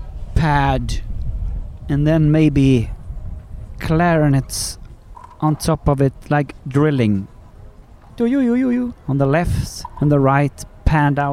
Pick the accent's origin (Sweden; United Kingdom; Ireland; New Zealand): Sweden; I'm from Sweden